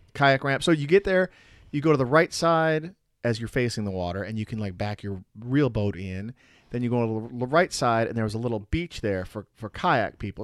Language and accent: English; Chicago, Illinois, United States; growing up in the Chicago area